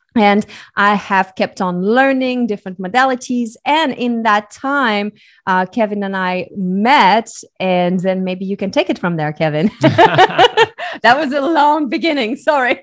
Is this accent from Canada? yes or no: no; Switzerland; So I was born and raised in Switzerland.